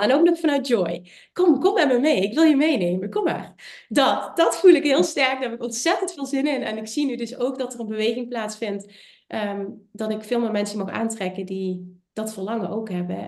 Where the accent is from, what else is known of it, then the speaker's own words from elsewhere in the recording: Limburg, Netherlands; Ik kom uit Limburg, ik heb een accent